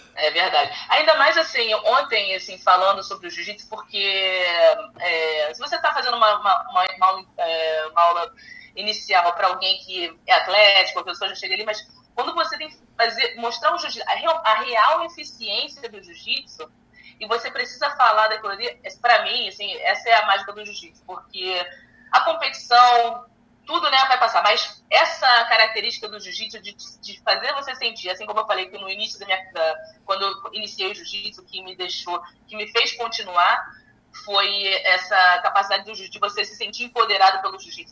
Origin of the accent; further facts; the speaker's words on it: Brazil; moved away as an adult; now in United States; foi necessário eu sair do meu país. Uh, eu acredito que eu seja mais conhecida aqui nos Estados Unidos do que no meu próprio país